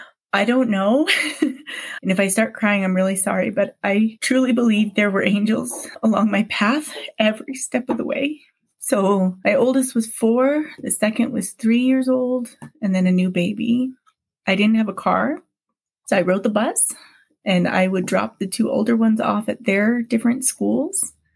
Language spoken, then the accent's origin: English; Hawaii, United States; also born or lived in Provo, United States; now in Utah, United States; I was born in Provo, Utah when my parents were here just for a short stay and then moved back to Hawaii. My family moved here when my dad decided he wanted us to have a better education.